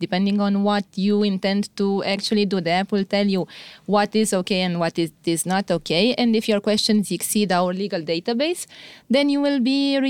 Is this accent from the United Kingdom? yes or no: no; Romania; I'm from Romania, and I'm a lawyer.